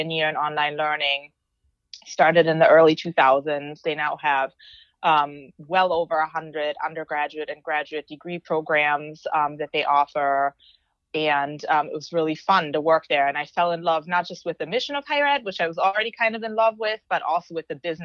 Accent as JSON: {"language": "English", "country": "Germany", "tie": "born or raised there", "also_born_or_lived": "Green Bay, Wisconsin, United States", "moved": "as an adult", "said": "So I grew up in Germany with a Turkish father and a German mother."}